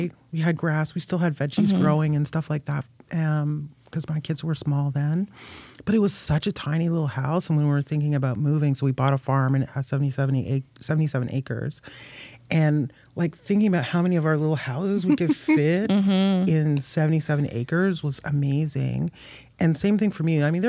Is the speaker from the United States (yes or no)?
no; Toronto, Ontario, Canada; moved away as an adult; now in Prince Edward County, Canada; I grew up in East York